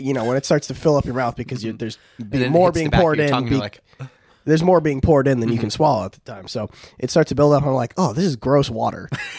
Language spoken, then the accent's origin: English; United States; See, you cannot tell from my face, but I'm actually from America.